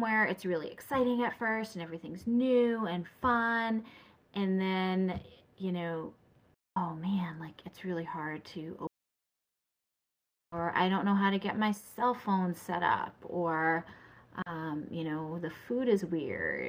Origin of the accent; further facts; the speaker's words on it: New Hampshire, United States; I grew up in New Hampshire, like, you know, in very snowy times.